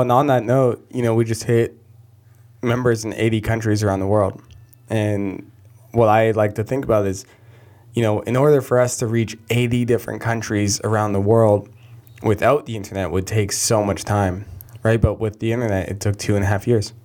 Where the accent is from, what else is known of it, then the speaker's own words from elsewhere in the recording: Canada; I'm Canadian